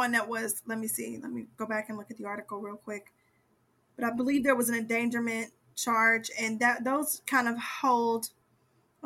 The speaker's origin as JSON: {"language": "English", "region": "Ohio", "country": "United States", "tie": "born or raised there", "said": "I grew up in Ohio"}